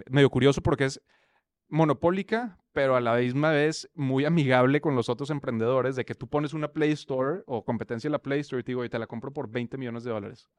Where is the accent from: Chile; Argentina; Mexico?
Mexico; Monterrey, Nuevo León; accent: regio; moved away as an adult; also born or lived in Mexico City / United States / Europe; creo que tampoco el acento se pegó ni nada, entonces seguimos siendo regios por ahora